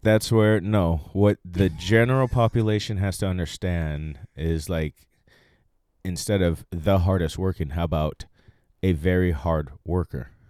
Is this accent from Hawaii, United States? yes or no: yes; Maui, Hawaii, United States; also born or lived in Silverton, Oregon; now in Los Angeles, United States; I was born in Silverton, Oregon, raised in Maui, Hawaii all my life